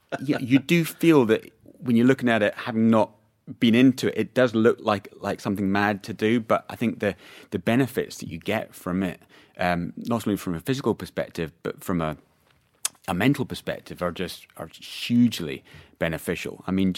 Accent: Scotland, United Kingdom; I mean, I'm, you know, born and raised in Scotland, so I guess it's in the blood there.

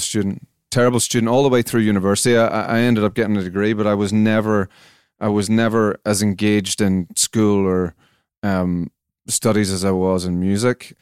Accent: Belfast, Northern Ireland, United Kingdom; Campbell College, Belfast. Um, I was there between 89 and 94

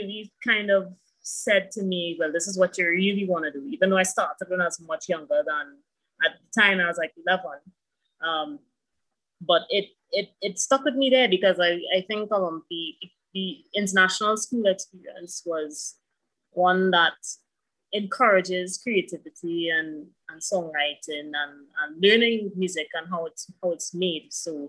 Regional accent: Santa Cruz, Trinidad & Tobago; also born or lived in Azerbaijan; I grew up in Santa Cruz, actually. So people know me from that area, but I've also spent some time outside of Trinidad and Tobago.

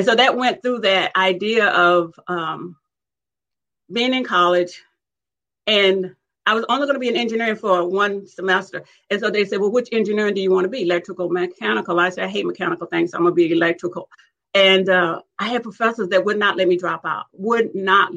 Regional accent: South Alabama, United States; I grew up in South Alabama, and we grew up in community, which was segregated

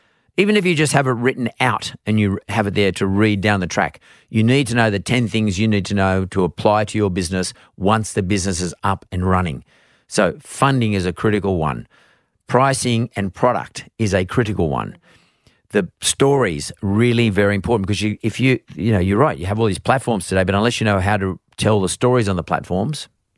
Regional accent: Perth, Western Australia, Australia; I grew up in Perth and I was a different everybody else. I looked a bit different.

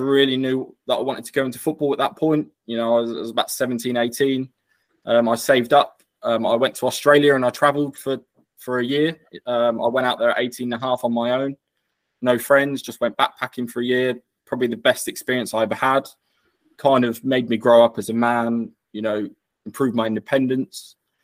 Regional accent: Norfolk, East of England, United Kingdom; I'm from Norfolk, born and bred, so I grew up there

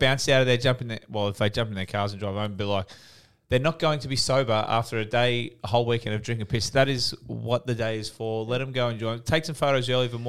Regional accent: Australia; We're Australian

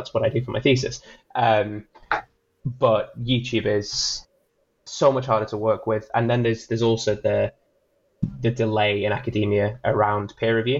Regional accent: United Kingdom; as a Brit

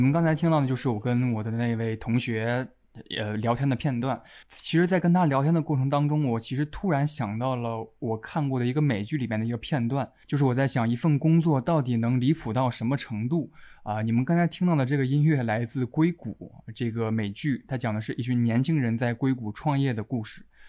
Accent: northern China, China; 我是北方人

